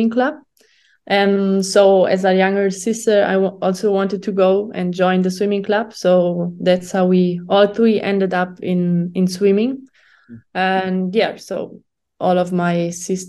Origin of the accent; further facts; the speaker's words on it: Germany; English is a second language; moved away as an adult; now in Italy; I'm from Germany. And yeah, now I'm living since 1.5 years in Italy and train with the Italian part of the national team. But before, my whole life I was in Germany